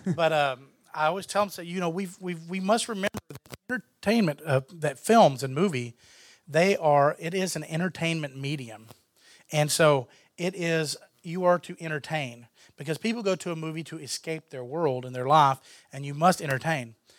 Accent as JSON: {"language": "English", "region": "Texas", "country": "United States", "said": "I'm from Texas"}